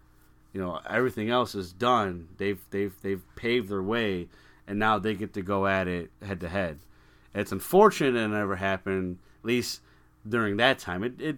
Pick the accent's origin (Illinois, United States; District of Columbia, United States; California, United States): Illinois, United States; Chicago; growing up in Chicago.